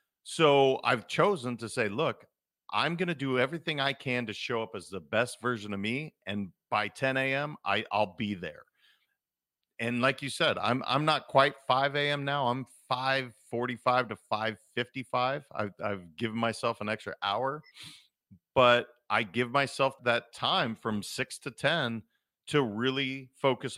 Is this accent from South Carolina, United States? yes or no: no; Montana, United States; I'm a kid from Montana